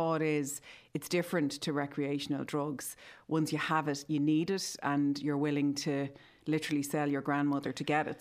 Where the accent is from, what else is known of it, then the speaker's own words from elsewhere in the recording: Ireland; growing up in Ireland